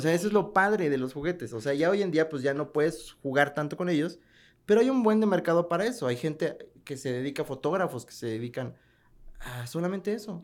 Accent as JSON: {"language": "Spanish", "region": "Mexico City", "country": "Mexico", "also_born_or_lived": "Nezahualcóyotl", "moved": "yes", "lives_now": "León, Mexico", "said": "Yo soy de la Ciudad de México, entonces pues sí estaba acostumbrado a ir que a la, eh, al rock show, el famosísimo rock show, a tianguis de Nesa, yo soy de Nesa York"}